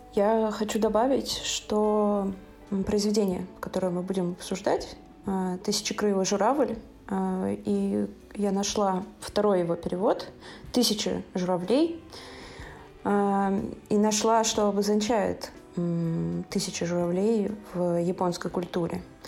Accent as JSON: {"language": "Russian", "region": "Saint Petersburg", "country": "Russia", "said": "я из Санкт-Петербурга"}